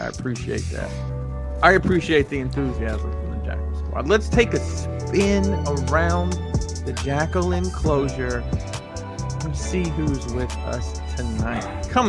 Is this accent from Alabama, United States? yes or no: yes; Alabama, United States; I'm from Alabama